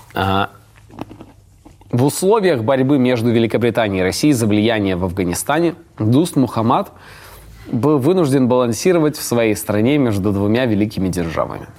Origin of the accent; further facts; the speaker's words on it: Ust-Kamenogorsk, East Kazakhstan Region, Kazakhstan; мой родной город Усть-Каменогорск